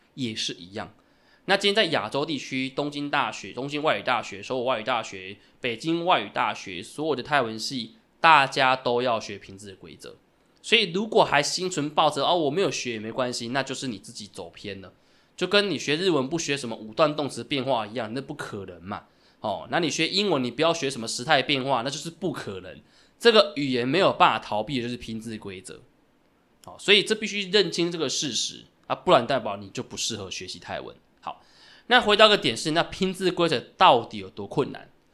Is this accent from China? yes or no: no; Taiwan; 因为它跟跟我们台湾的人的母语不太一样